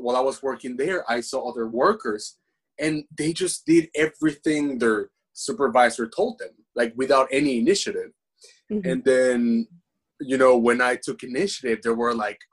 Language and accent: English; Venezuela; English is a second language; also born or lived in United States; now in Japan; I'm from Venezuela.